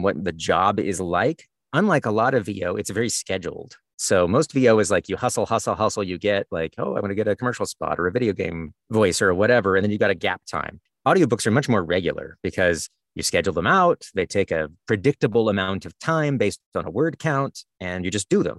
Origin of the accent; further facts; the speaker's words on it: the South, United States; moved away; I'm from the South originally, and I have lots of weird turns of phrase that nobody else recognizes.